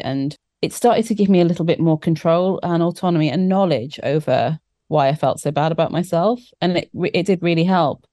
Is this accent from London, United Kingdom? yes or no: no; South Wales, United Kingdom; I grew up in South Wales